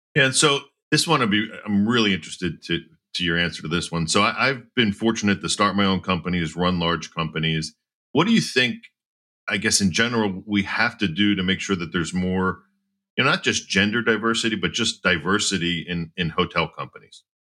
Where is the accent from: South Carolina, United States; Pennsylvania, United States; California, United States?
Pennsylvania, United States; outside of Philadelphia; growing up outside of Philadelphia